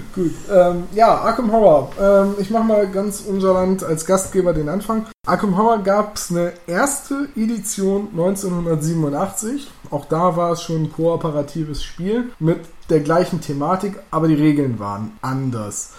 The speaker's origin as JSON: {"language": "German", "region": "Northern Germany", "country": "Germany", "said": "als Norddeutsche"}